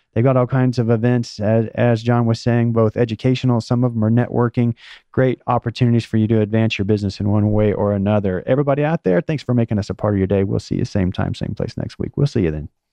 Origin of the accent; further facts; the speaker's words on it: Oklahoma, United States; now in Atlanta, United States; I was born in Oklahoma and, and spent a number of years there before moving here.